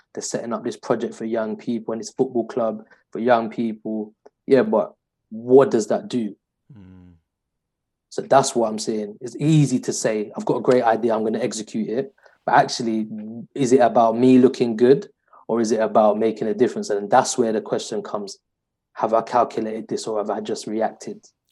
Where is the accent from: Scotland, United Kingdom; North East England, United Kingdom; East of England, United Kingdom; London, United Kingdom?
London, United Kingdom; I was brought up in East London in the 90s